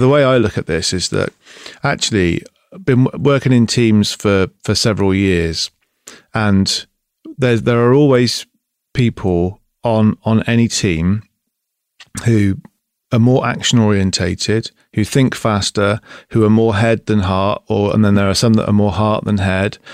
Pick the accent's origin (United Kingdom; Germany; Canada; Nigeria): United Kingdom; Bristol, South West England; now in East Devon, United Kingdom; I'm from Bristol